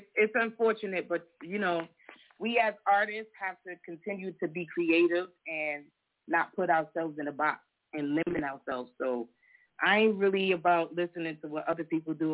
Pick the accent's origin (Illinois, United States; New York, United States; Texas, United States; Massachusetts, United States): New York, United States; I'm from the Bronx. I'm from New York